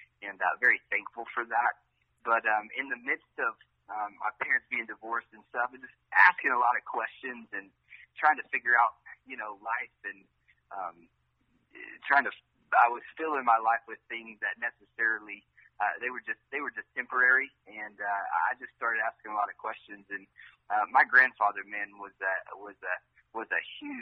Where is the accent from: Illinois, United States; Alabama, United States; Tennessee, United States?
Tennessee, United States; Piney Flats; It was a small town called Piney Flats, Tennessee.